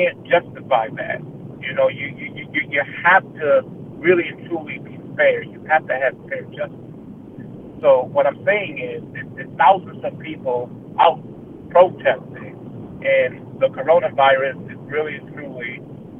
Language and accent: English; United States; as African American people